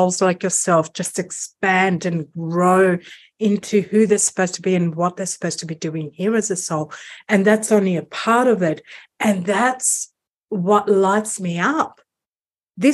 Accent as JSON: {"language": "English", "country": "Greece", "said": "I'm from Greece"}